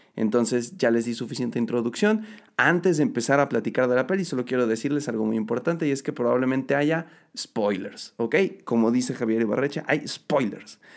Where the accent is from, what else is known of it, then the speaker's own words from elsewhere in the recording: Mexico; yo también soy de México.